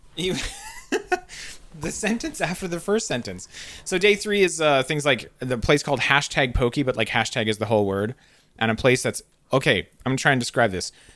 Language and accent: English; Canada; I'm trained as a Canadian